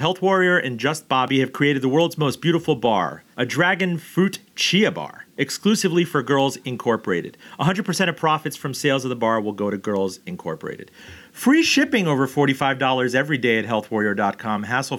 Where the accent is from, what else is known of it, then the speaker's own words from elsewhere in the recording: Miami, Florida, United States; ever since a kid growing up in Miami